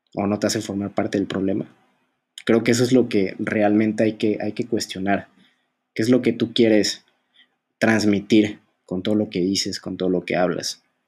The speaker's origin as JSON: {"language": "Spanish", "country": "Mexico", "said": "México, por ejemplo, en mi, en mi país"}